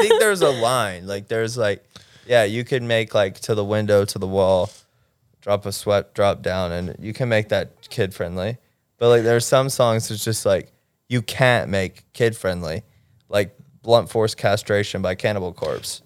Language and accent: English; Mississippi, United States; now in Los Angeles, United States; I'm from Mississippi